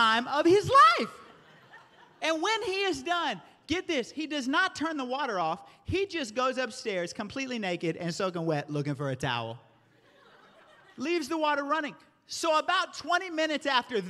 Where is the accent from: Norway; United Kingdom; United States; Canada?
United States; the South; I grew up in the South